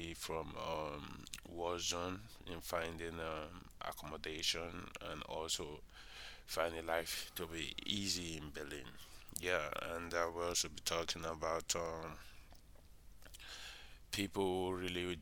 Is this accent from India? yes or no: no; Nigeria; I'm from Nigeria.